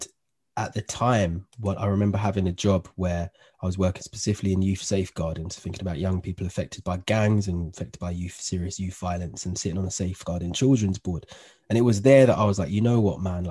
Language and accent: English; London, United Kingdom; My upbringing, I was brought up in Northwest London.